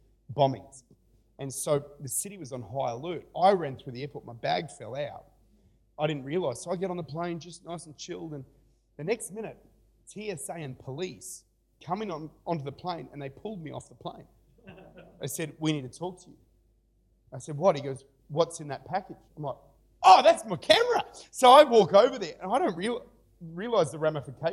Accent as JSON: {"language": "English", "country": "Australia", "said": "I'm an Aussie"}